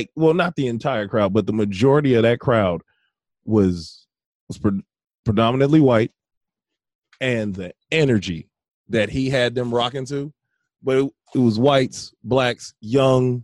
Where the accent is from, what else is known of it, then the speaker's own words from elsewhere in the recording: Merrillville, Indiana, United States; I remember growing up in Maryville, being in Indiana, Northwest Indiana